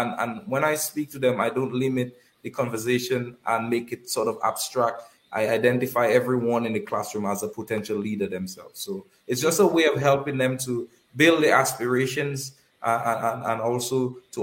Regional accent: Kalinago Territory, Saint David, Dominica; Currently, I'm doing that in the Kalinago territory, which is my hometown.

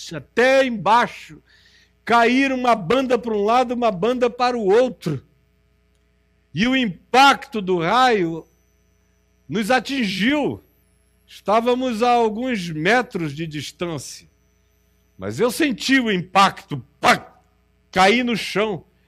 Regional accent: Amazonas, Brazil; also born or lived in Rio de Janeiro; Eu sou do Amazonas

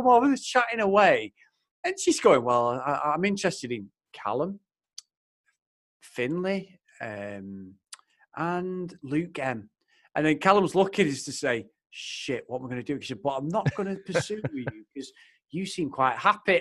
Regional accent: Manchester, North West England, United Kingdom; accent: Mancunian; I'm Mancunian. I live 3 miles away from Manchester United. I'm born and bred in Old Trafford, Stretford area, Manchester

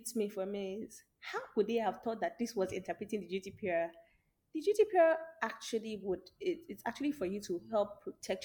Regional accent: Nigeria; as a Nigerian mother

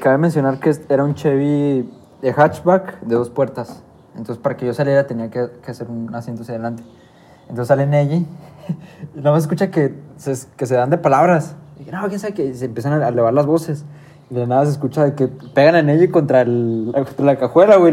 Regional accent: Lerdo, Durango, Mexico; venimos de Lerdo, somos de Lerdo

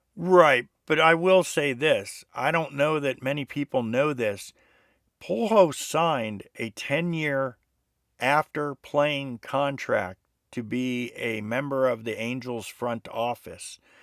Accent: South Florida, United States; I grew up with him in South Florida

